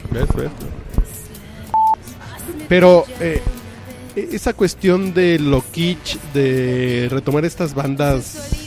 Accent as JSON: {"language": "Spanish", "area": "Tacubaya", "region": "Mexico City", "country": "Mexico", "said": "yo soy Tacubaya"}